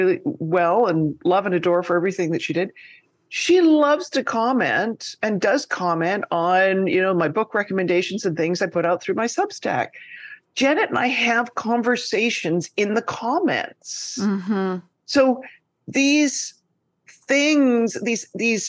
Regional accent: Canada; now in New York, United States; I'm Canadian and I live in New York

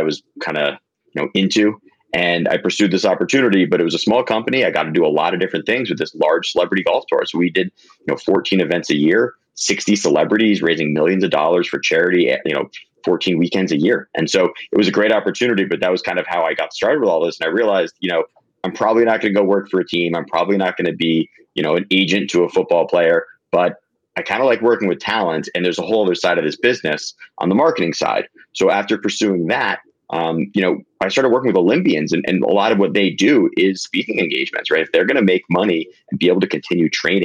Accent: Longmeadow, Massachusetts, United States; moved away as an adult; now in New York City, United States; I'm from a small town in Western Massachusetts called Longmeadow, Mass.

